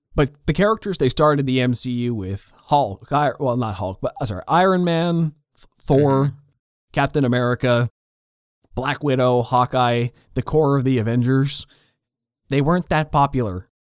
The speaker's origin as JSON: {"language": "English", "country": "Canada", "tie": "born or raised there", "said": "I'm a Canadian kid"}